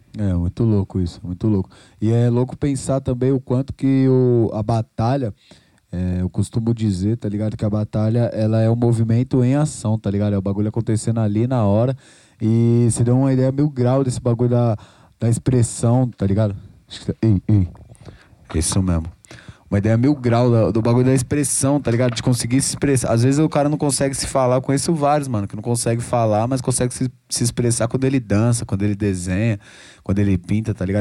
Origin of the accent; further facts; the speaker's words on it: Rio Pequeno, São Paulo, Brazil; da minha quebrada ali, Rio Pequeno, mil e dez